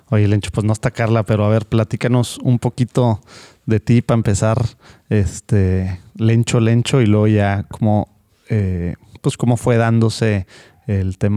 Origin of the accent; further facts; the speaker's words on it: Monterrey, Nuevo León, Mexico; Soy de Monterrey.